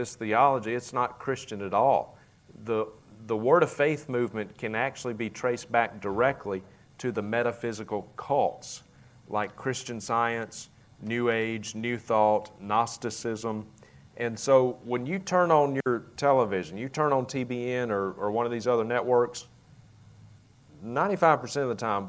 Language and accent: English; Vicksburg, Mississippi, United States; accent: southern; moved away as an adult; now in Idaho, United States; my hometown at the time of Vicksburg, Mississippi